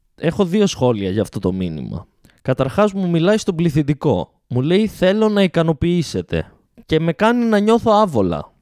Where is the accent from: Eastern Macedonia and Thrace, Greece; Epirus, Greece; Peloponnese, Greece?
Epirus, Greece; Ioannina; Είμαστε οι παράνοιες από τα Γιάννενα, ε, στα Γιάννενα, επί των Ιωαννίνων